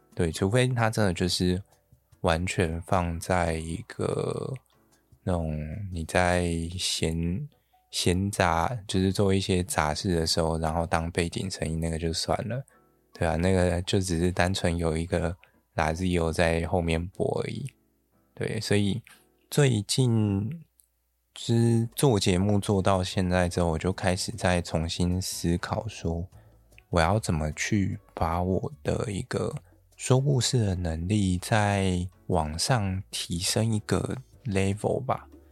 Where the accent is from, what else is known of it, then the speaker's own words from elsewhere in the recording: Yilan County, Taiwan; 我是从宜兰来的，那宜兰不就是一个东北季风很冷